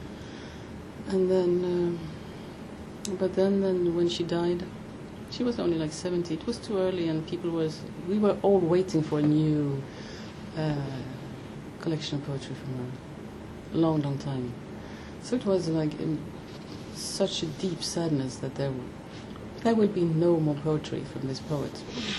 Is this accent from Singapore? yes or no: no; Denmark; moved away; I grew up in Denmark